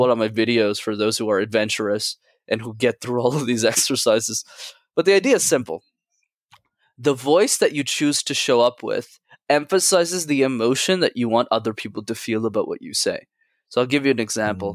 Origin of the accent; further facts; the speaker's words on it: Montreal, Quebec, Canada; I grew up in Montreal, I needed to go to French school